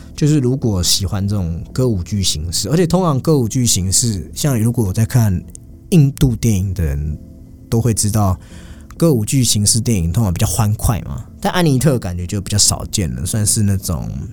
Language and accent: Chinese; Taiwan; 他也是我们来自台湾的演员